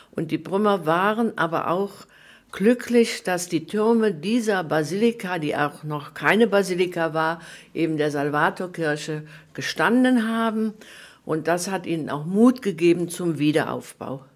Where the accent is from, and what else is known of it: Prüm, Rhineland-Palatinate, Germany; born or raised there